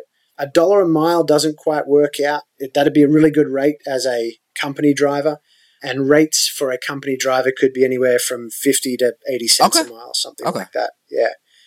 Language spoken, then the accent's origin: English; Australia; moved away as an adult; now in United States; as an Australian when I was younger